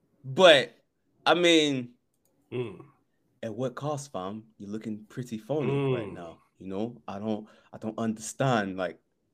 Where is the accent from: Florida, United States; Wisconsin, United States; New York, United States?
Florida, United States; Kendall; I don't give a fuck about them green-ass niggas from Miami. I'm from Kendall.